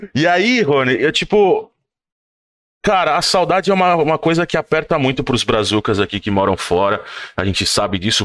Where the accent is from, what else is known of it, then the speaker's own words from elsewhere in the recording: São Paulo, Brazil; moved away as an adult; now in Lucca, Italy; a gente cresceu lá no nosso bairro em São Paulo, no Butantan